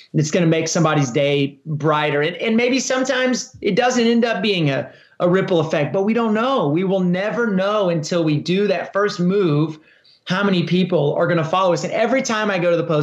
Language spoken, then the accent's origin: English; Texas, United States; I started a marathon in my hometown, which has become one of the most popular marathons in the state of Texas